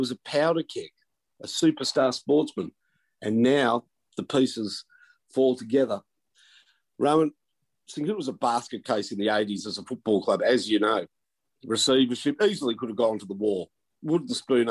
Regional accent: McKinnon, Victoria, Australia; I grew up in McKinnon

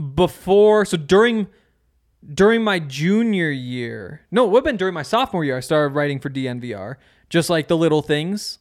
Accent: Montana, United States; moved away; I'm from Montana

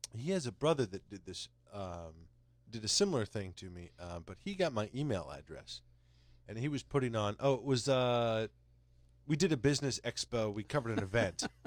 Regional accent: Connecticut, United States; I'm from Connecticut

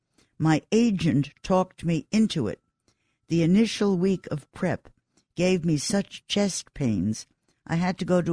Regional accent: Queens, New York, United States; born there; Listen, I know Queens. I was born in Queens.

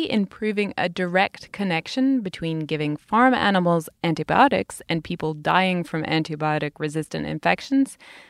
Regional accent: United Kingdom; moved away; In my home country, Britain

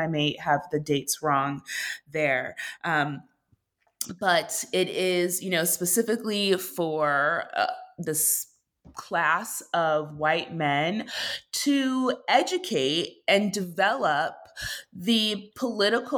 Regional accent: Minneapolis, Minnesota, United States; moved away as an adult; also born or lived in New York; I grew up in Minneapolis and I was now in New York

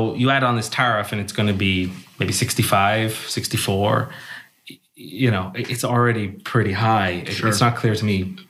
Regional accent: Ireland; Because my accent won't give it away, but I'm from Ireland.

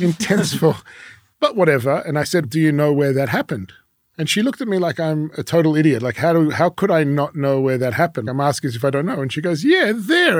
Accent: Melbourne, Victoria, Australia; first language French; English is a second language; moved away as an adult; also born or lived in Paris, France; now in Jerusalem, Israel; I was born in Paris. My father from Morocco. My mother was born in Uzbekistan, but her family's from Poland. But we ended up in Melbourne, Australia.

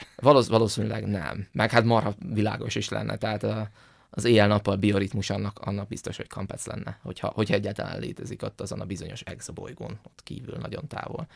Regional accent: Hungary; mi magyarok vagyunk

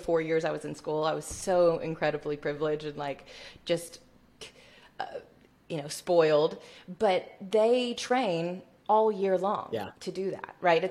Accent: Tuscaloosa, Alabama, United States; I grew up in Tuscaloosa, Alabama

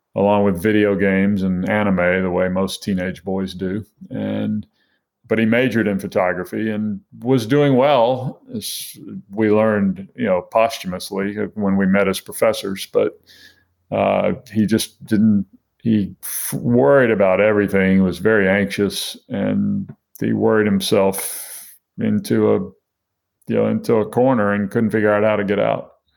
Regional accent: Mobile, Alabama, United States; I grew up in Mobile, Alabama

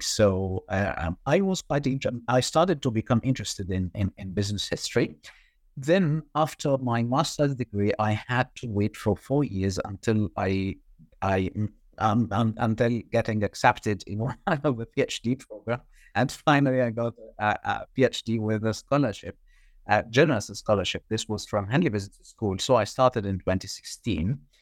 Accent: Egypt; moved away as an adult; I did my undergrad in banking, and this was back in Egypt, my home country.

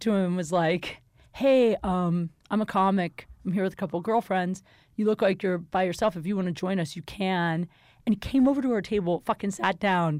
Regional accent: Ohio, United States; I'm from Ohio.

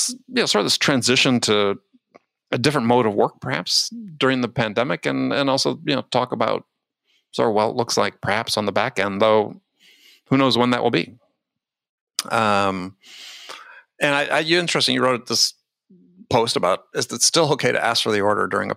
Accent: Madison, Wisconsin, United States; I grew up in Madison

